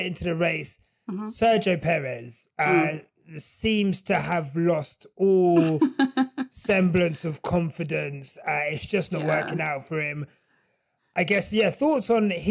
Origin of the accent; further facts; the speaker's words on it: United Kingdom; I am British